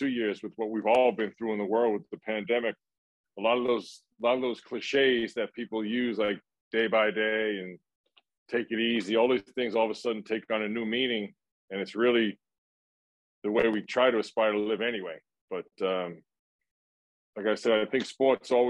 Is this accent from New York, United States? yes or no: yes; New York City, New York, United States; growing up in my neighborhood in Brooklyn